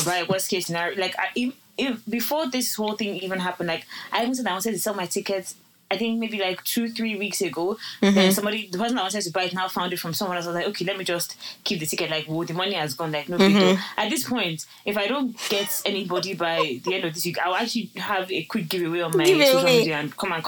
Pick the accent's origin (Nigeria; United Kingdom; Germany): Nigeria; Lagos; I'm even coming from Lagos